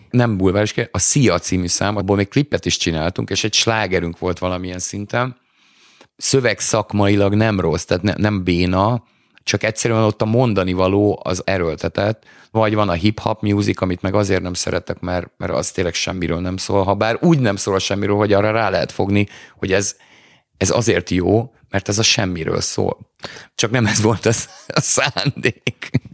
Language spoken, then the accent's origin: Hungarian; Hungary